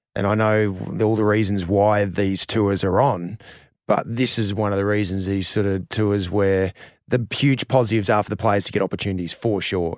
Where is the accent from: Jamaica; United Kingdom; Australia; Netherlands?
Australia; as an Australian cricketer